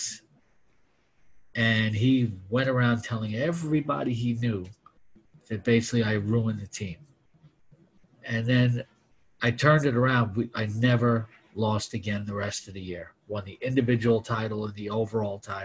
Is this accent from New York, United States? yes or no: yes; New York City, New York, United States; I grew up in Flushing, Queens